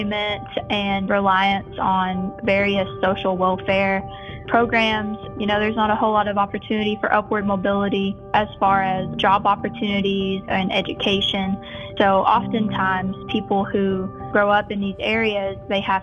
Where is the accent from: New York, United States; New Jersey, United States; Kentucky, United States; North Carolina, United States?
Kentucky, United States; Stanton; I grew up in Stanton, Kentucky.